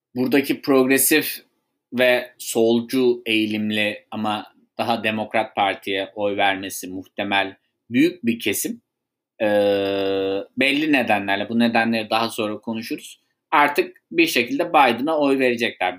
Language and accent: Turkish; Sivas, Sivas Province, Turkey; Ben de halktan gelen birisi olarak, bir Sivaslı olarak